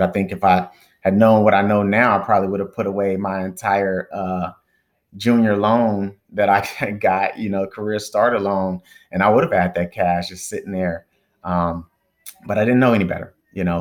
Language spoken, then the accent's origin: English; Dallas, Texas, United States; moved away as an adult; also born or lived in Northeast United States; I'm originally from Dallas, Texas